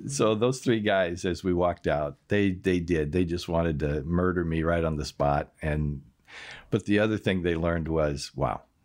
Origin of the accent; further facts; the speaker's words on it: United States; moved away as an adult; now in Austria; I had an accent and found out I was from America